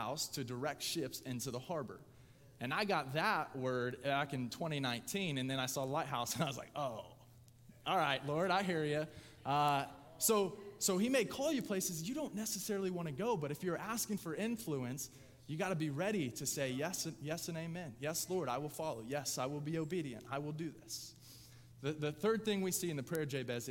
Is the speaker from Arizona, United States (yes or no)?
no; Lapel, Indiana, United States; I grew up in LaPel. I'm closer to Pendleton.